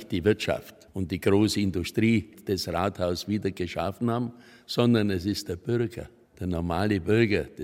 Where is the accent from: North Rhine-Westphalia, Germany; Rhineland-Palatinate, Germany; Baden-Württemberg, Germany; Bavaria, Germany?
Bavaria, Germany; Augsburg; Wie stolz ich als Augsburger bin